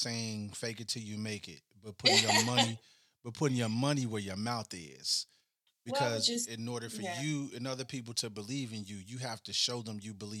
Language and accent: English; Chicago, Illinois, United States; now in Cincinnati, United States; I'm from Chicago.